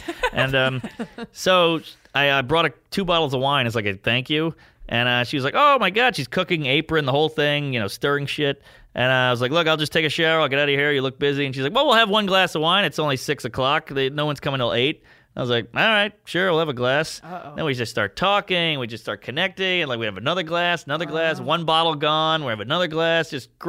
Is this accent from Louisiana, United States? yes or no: yes; New Orleans, Louisiana, United States; now in New York, United States; I'm from New Orleans. You got fucked with all the time there.